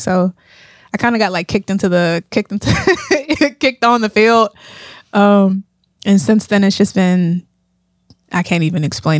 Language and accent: English; Pittsburgh, Pennsylvania, United States; I grew up in Pittsburgh, yeah. Um, born and raised on the east side